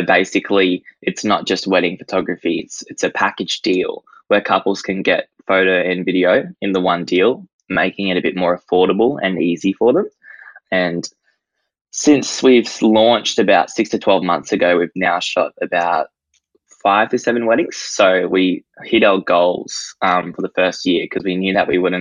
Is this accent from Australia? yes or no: yes; Gold Coast, Queensland, Australia; I'm from the Gold Coast and I am 18 years of age